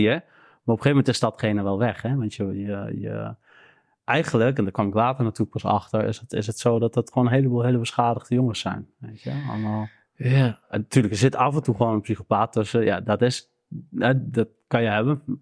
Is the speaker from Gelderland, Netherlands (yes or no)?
yes; Arnhem, Gelderland, Netherlands; nou, ik ben hier geboren, ik ben opgegroeid in Arnhem.